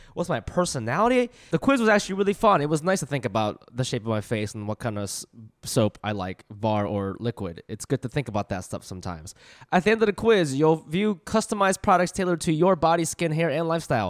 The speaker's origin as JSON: {"language": "English", "region": "Ohio", "country": "United States", "tie": "born or raised there", "moved": "yes", "said": "where I grew up in Ohio"}